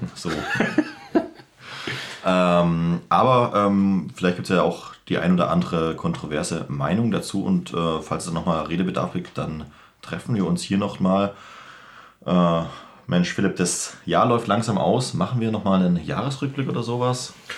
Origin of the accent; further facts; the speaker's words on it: Germany; der Gegend, wo ich herkomme, Augsburg, Ulm, Stuttgart, Tübingen